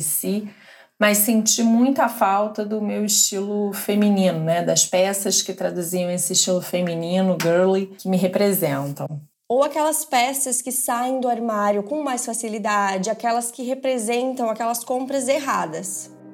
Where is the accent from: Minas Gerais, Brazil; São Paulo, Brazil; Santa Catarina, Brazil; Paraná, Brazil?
Minas Gerais, Brazil; Belo Horizonte; eu sou de Belo Horizonte, Minas Gerais